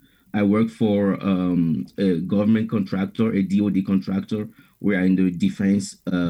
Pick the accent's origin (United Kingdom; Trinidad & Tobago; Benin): Benin; English is a second language; moved away as an adult; now in Chicago, United States; I was born in Benin in West Africa. That's where I'm originally from. And that's where I started. I was there till I was almost 37 years old.